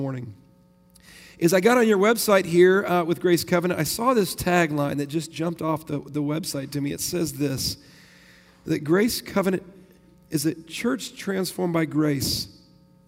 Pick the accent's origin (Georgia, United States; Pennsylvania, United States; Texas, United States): Texas, United States; Tyler; I'm from Tyler, Texas, and I get to lead a Christ-centered, multi-ethnic ministry there